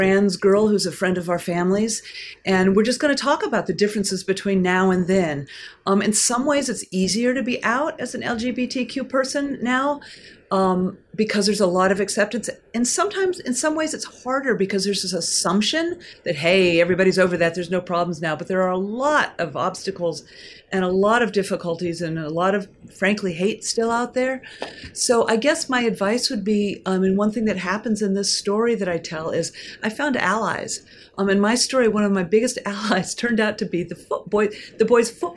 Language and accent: English; Portland, Oregon, United States; I am from Portland, Oregon